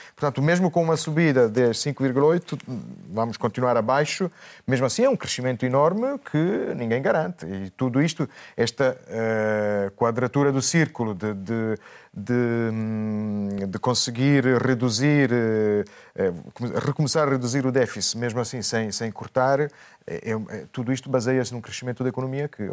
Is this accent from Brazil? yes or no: no; Italy; moved away; como italiano